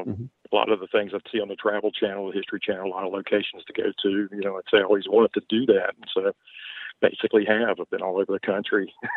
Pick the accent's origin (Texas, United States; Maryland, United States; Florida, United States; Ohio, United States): Maryland, United States; Baltimore; accent: Southern; moved away as an adult; now in Virginia, United States; No, originally I'm from Baltimore, Maryland, but you could not tell it by the way I speak. I've lived in Virginia now about 50 years and really have the Southern accent now.